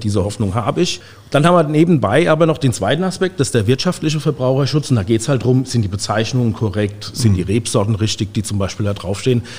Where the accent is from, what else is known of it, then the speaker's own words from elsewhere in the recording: Guntersblum, Rhineland-Palatinate, Germany; bin aufgewachsen in Guntersblum